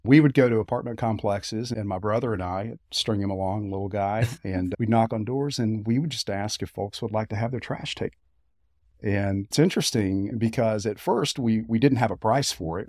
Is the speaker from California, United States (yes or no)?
no; Sevier County, Tennessee, United States; born or raised there; also born or lived in Knoxville, Tennessee